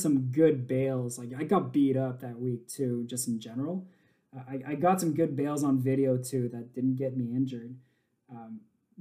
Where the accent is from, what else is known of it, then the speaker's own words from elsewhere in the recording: Montreal, Quebec, Canada; born and raised in Montreal